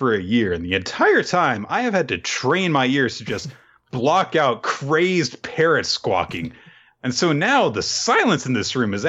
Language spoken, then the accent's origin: English; Osaka, Japan; It's more of a Kansai thing. Well, I'm from Osaka.